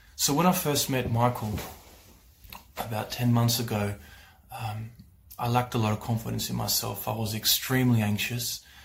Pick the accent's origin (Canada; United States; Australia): Australia; I'm from Australia